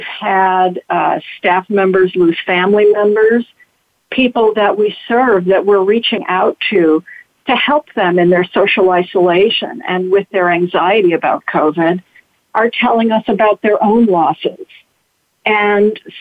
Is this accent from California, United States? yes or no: no; Detroit, Michigan, United States; now in New York City, United States; I grew up in Detroit